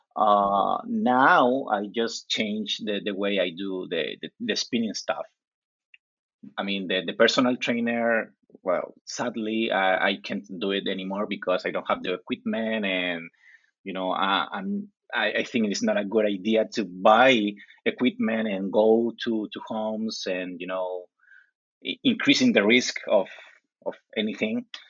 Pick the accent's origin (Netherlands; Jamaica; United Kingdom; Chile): Chile; English is a second language; I live in the coast of Chile. It's like two hours driving from Santiago.